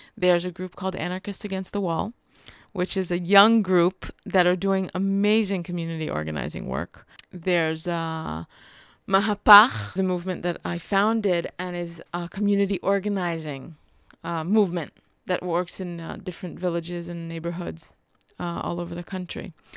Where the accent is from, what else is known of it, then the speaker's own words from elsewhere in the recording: Jerusalem, Jerusalem District, Israel; also born or lived in New York; I'm from Jerusalem. I'm really connected to Jerusalem, especially, you know, to West Jerusalem where I grew up